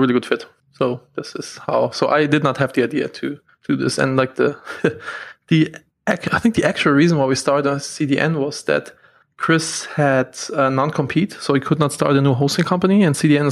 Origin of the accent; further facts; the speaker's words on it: Germany; moved away as an adult; now in United States; I'm from Germany originally